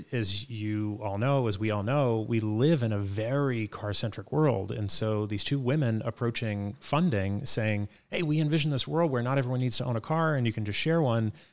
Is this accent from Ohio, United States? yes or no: no; Boston, Massachusetts, United States; I grew up in Dorchester, and so I had some firsthand experience on knowing what it's like to navigate a city